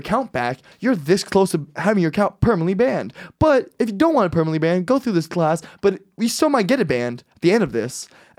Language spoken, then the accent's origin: English; Miami, Florida, United States; I'm from Miami.